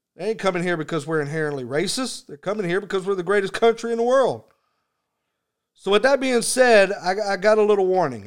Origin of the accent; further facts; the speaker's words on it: Texas, United States; I'm from Texas, so F-bombs are just like commas down here.